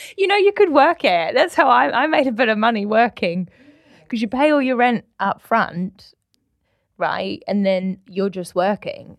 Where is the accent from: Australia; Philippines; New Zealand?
New Zealand; now in United Kingdom; true blue Kiwi